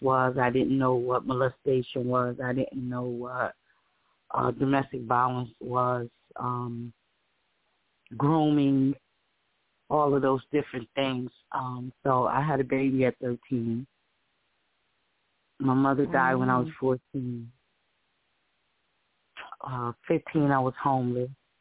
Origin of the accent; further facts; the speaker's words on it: Paterson, New Jersey, United States; now in Bogota, United States; I'm from Paterson, New Jersey